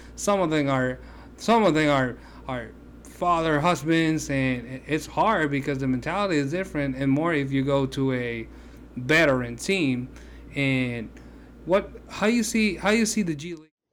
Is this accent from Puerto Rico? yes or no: yes; Puerto Rico; I'm from Puerto Rico